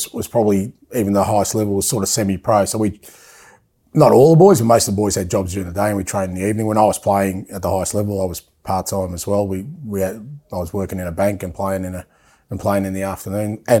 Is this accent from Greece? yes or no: yes; Athens, Attica, Greece; moved away; I was born in Athens